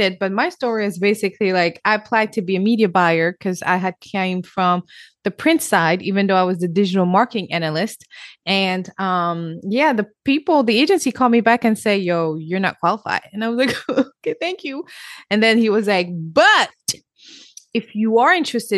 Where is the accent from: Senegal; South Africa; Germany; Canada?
Senegal; English is a second language; moved away; I'm also born and raised in Africa, Senegal, West Africa